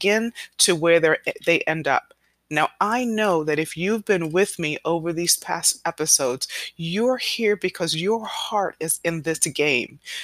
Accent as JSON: {"language": "English", "region": "New York", "country": "United States", "tie": "born or raised there", "said": "I was born here in New York, so I was born as a U.S. citizen"}